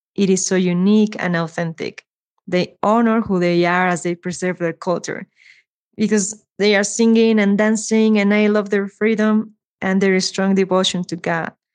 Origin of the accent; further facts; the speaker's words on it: Mexico City, Mexico; I am from Mexico City